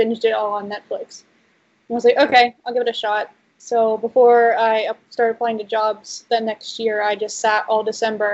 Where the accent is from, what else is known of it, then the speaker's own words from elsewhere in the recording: North Carolina, United States; moved away as an adult; now in California, United States; I grew up in North Carolina, and I lived there for 23, almost 24 years, and then I moved to California. So that's where I am now.